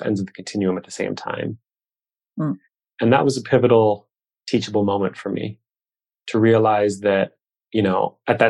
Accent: Midwest, United States; I grew up here in the Midwest

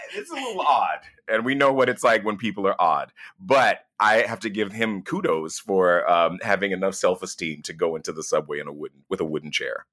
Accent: United States; I'm from the United States of America

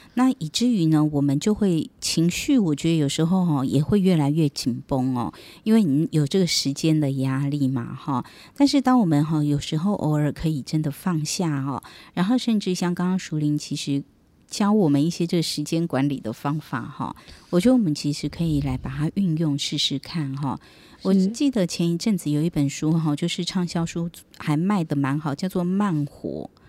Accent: Taiwan; 我们台湾

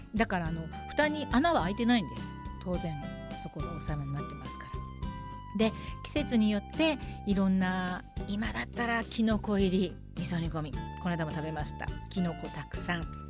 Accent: Nagoya, Aichi, Japan; now in Tokyo, Japan; 名古屋出身の私がお届けする

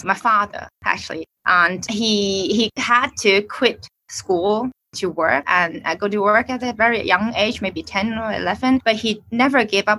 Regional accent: Hong Kong; I'm from Hong Kong. I'm staying in Hong Kong

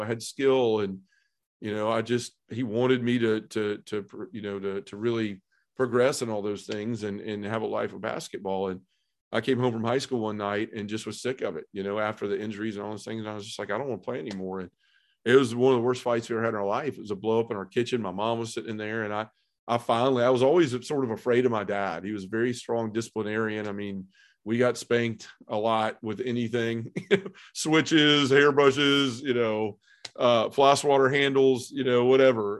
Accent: Memphis, Tennessee, United States; I was born and raised in Memphis

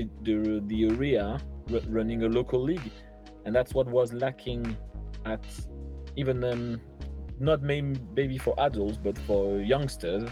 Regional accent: Langon, Nouvelle-Aquitaine, France; English is a second language; moved away as an adult; also born or lived in Portsmouth; It's my hometown. We grew up with my wife here

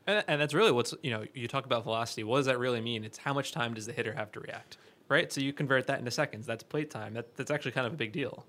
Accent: New York, United States; I'm a New Yorker

